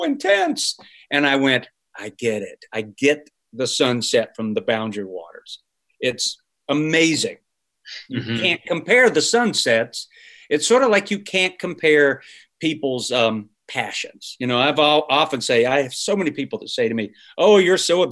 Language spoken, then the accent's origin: English; Charlotte, North Carolina, United States; moved away; I grew up in Charlotte, North Carolina